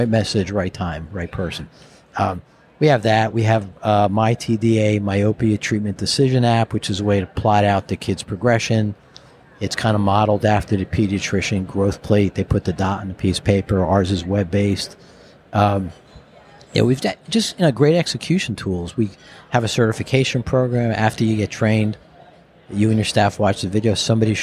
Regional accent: New Jersey, United States; the guy from Jersey up here

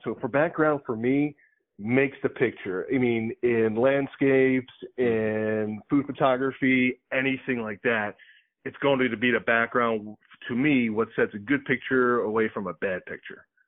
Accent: Philadelphia, Pennsylvania, United States; moved away; also born or lived in Boca Raton, Florida; I was born and raised in Philadelphia

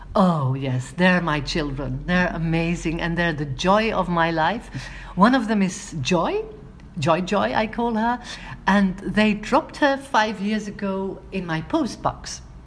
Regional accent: Antwerp, Flanders, Belgium; my hometown of Antwerp

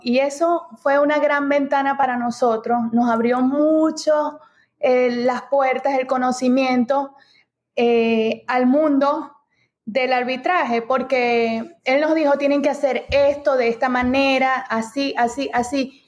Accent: Venezuela; moved away as an adult; now in United States; nosotros somos de Venezuela, eh, llegamos aquí a los Estados Unidos en el 2018

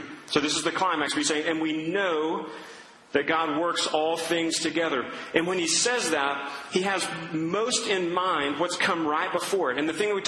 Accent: Duncan, Oklahoma, United States; growing up in Duncan, Oklahoma

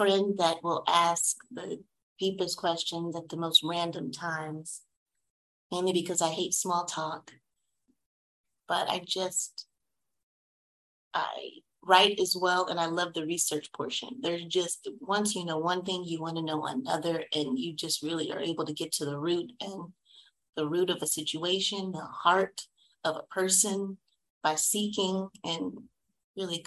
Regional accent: Fort Worth, Texas, United States; I am from Fort Worth, Texas. And I like to say that because I'm a little Southern girl

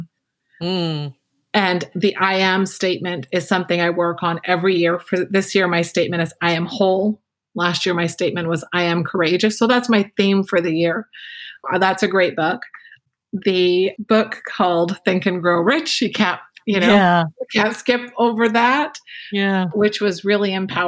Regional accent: Canada; I'm Canadian

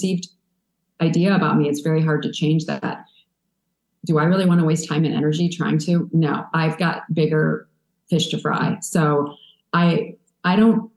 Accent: a small town in Illinois, United States; moved away; also born or lived in New York; moving from a small town in Illinois where I had tons of cousins and aunts and uncles and grandmas and grandpas to New York

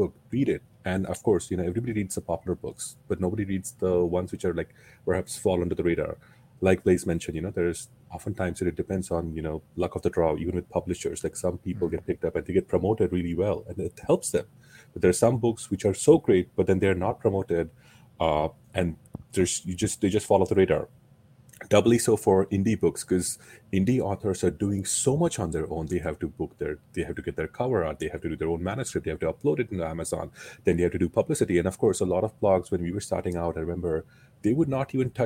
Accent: India; moved away as an adult; now in United States; I was growing up in India

